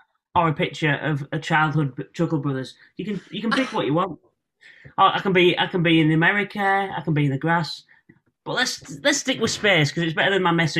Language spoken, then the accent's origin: English; Hull, Yorkshire and the Humber, United Kingdom; accent: Northern; I'm Northern.